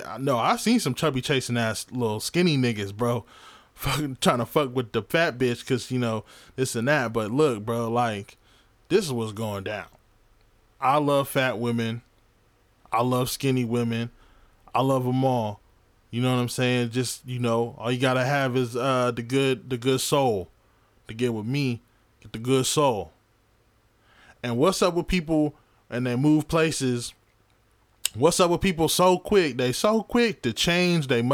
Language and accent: English; Sunnyvale, California, United States; moved away; also born or lived in Los Angeles, California; I'm from Sunnyvale.